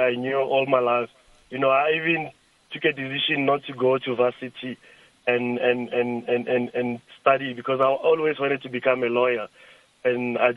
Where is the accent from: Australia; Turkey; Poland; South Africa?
South Africa; Lulekani, Limpopo; my my place where I grew up in Lulekani